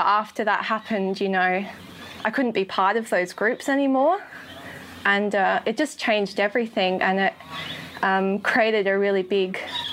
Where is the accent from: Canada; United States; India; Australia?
Australia; Adelaide, South Australia; moved away as an adult; now in Sunshine Coast, Australia; I grew up in Adelaide and came to the Lord in Adelaide